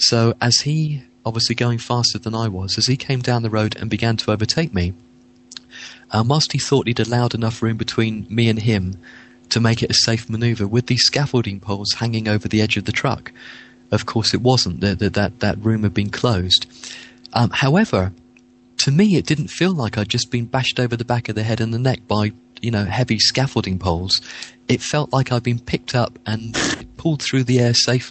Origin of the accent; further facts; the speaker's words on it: Winchester, South East England, United Kingdom; also born or lived in Yeovil; now in Bournemouth, United Kingdom; I grew up in Winchester.